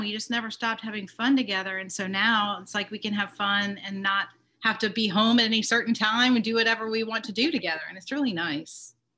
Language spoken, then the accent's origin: English; Atlanta, Georgia, United States; moved away as an adult; also born or lived in Wyoming; I grew up in Atlanta